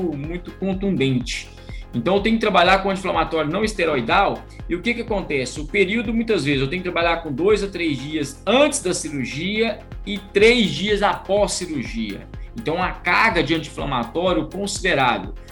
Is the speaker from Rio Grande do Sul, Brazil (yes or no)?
no; Minas Gerais, Brazil; eu fui nascido na roça, sou de Minas Gerais